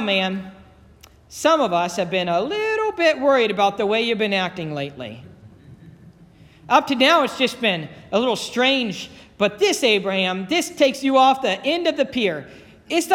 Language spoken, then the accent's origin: English; Dayton, Ohio, United States; also born or lived in Cincinnati / Alliance, Ohio; now in Youngstown, United States; I grew up in Dayton. I'm not from Youngstown. I moved to Cincinnati, and then from Cincinnati, Megan and I moved to Alliance, and from Alliance to over here